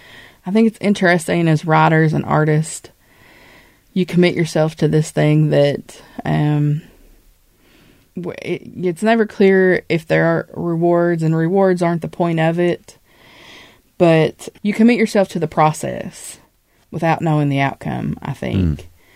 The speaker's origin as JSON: {"language": "English", "region": "Appalachia", "country": "United States", "said": "I have had wonderful experiences as an Appalachian, and there are so many wonderful aspects of the culture and of the mountains"}